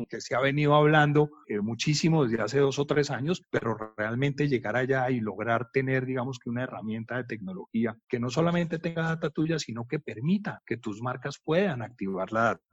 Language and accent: Spanish; Colombia; Le dije que era de Colombia, de Sudamérica